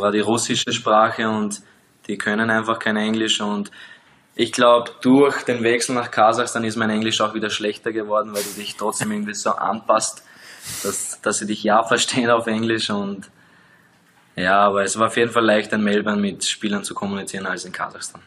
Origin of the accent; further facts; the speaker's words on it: Austria; moved away as an adult; now in Liechtenstein; als Österreicher